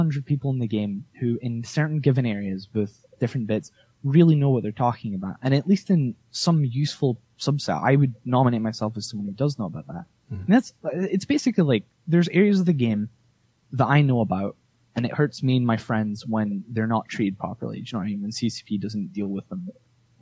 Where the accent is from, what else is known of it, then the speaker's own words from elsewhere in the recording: Scotland, United Kingdom; I live in Scotland. I'm from Scotland.